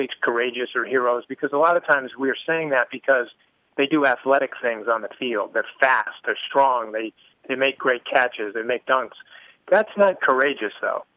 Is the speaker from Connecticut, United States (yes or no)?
yes; Connecticut, United States; I grew up in Connecticut.